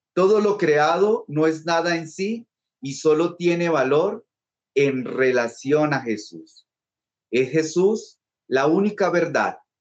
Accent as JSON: {"language": "Spanish", "town": "Bogotá", "region": "Bogotá Capital District", "country": "Colombia", "said": "yo soy bogotano"}